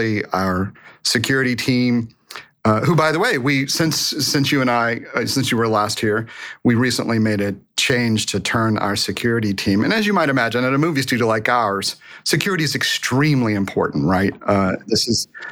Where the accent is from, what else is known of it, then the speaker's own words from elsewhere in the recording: Boerne, Texas, United States; I was raised in Texas